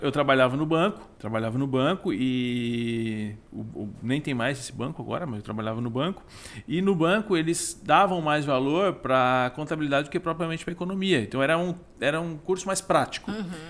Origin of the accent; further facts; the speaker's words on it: Criciúma, Santa Catarina, Brazil; Criciúma, natural, crescido, nascido e criado em Criciúma, Santa Catarina